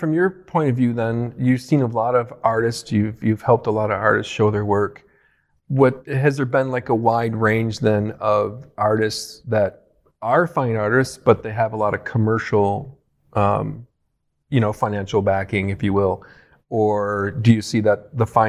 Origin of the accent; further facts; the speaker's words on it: Buffalo, New York, United States; being from Buffalo, born and raised kind of in that area.